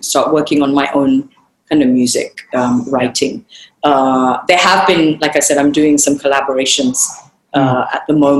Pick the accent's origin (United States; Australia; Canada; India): India; I'm Indian, I'm Marathi, but I've grown up in that world